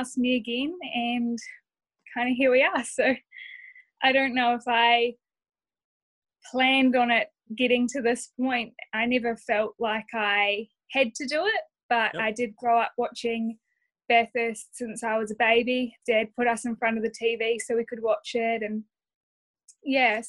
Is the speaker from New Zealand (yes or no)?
yes; New Zealand; Being a Kiwi